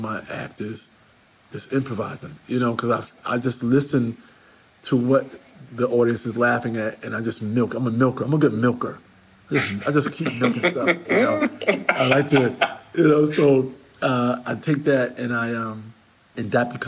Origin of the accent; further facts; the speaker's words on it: New York, United States; I'm a New Yorker